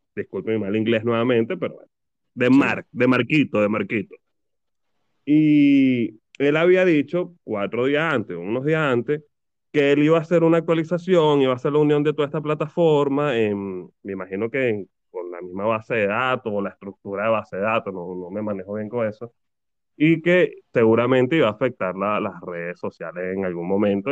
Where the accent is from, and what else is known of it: Venezuela; now in Argentina